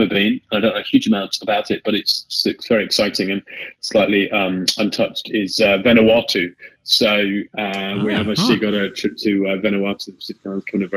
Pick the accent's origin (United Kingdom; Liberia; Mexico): United Kingdom; accent: British; now in Sydney, Australia; I'm British, as you can tell probably by the accent.